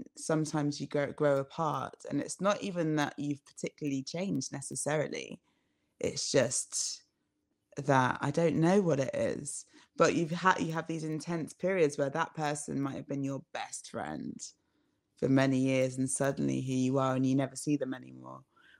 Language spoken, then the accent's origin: English; London, United Kingdom; because I grew up in London